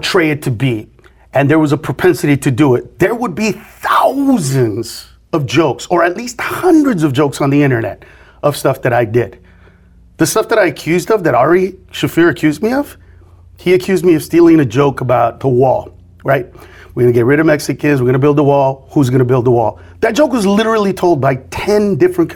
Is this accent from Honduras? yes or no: yes; Honduras; now in United States; I'm from Honduras